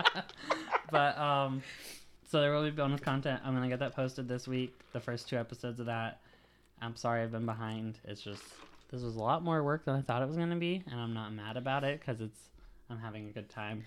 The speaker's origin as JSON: {"language": "English", "town": "Punxsutawney", "region": "Pennsylvania", "country": "United States", "tie": "born or raised there", "also_born_or_lived": "Jamestown, New York", "moved": "yes", "lives_now": "Jacksonville, North Carolina, United States", "said": "So this one is from Punxsutawney, Pennsylvania. That's the town I grew up in."}